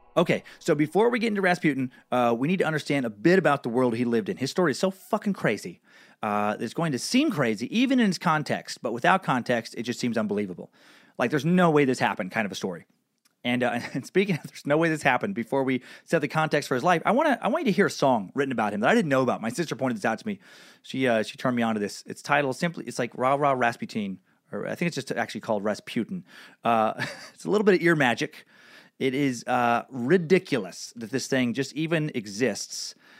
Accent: Idaho, United States; my little Idaho hometown

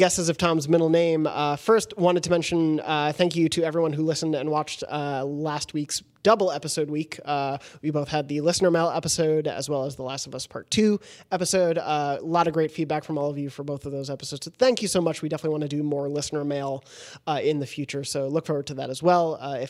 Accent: South Africa; I'm from South Africa, so our academic year starts in January.

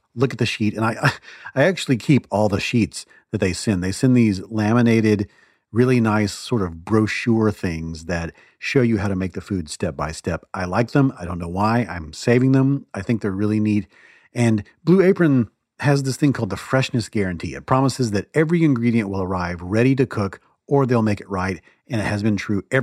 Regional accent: the South, United States; I grew up in the South

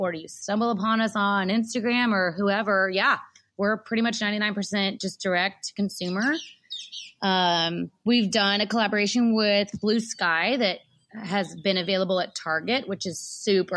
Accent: Texas, United States; Y'all, I say y'all, I'm from Texas.

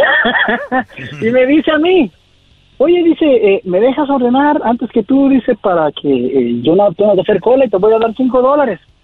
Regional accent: Acapulco, Guerrero, Mexico; now in Santa Maria, United States; de la Costa Chica de Guerrero, de Acapulco, Guerrero

